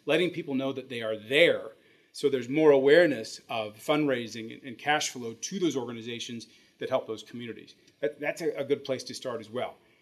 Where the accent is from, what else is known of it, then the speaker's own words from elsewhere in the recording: Midwest, United States; growing up in the Midwest